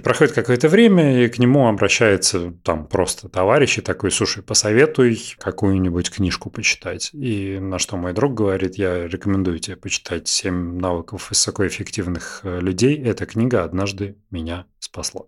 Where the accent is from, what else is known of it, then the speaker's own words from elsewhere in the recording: Russia; мы из России